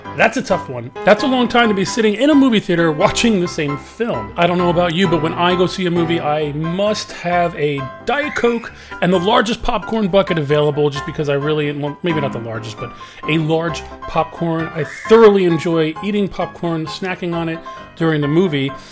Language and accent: English; New Jersey, United States; now in Florida, United States; I'm from I'm originally from New Jersey